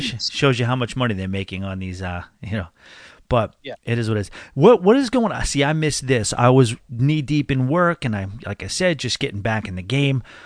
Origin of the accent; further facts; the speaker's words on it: New York, United States; growing up in New York, we had this uh, channel called 1010 Wins